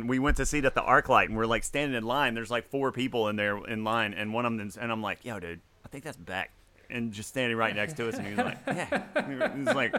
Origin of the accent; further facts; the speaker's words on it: Mississippi, United States; I'm from Mississippi.